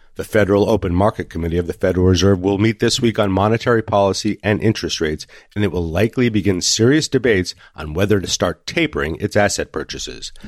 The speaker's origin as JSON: {"language": "English", "town": "Santa Fe", "region": "New Mexico", "country": "United States", "tie": "born or raised there", "said": "Santa Fe, New Mexico, my hometown"}